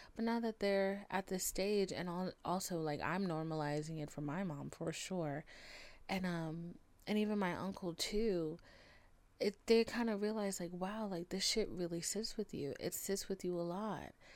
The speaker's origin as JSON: {"language": "English", "country": "United States", "said": "I'm American"}